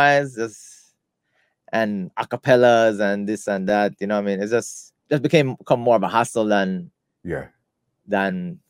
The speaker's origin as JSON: {"language": "English", "country": "United States", "accent": "American", "said": "I try to talk as clearly as possible, you know, with my American accent."}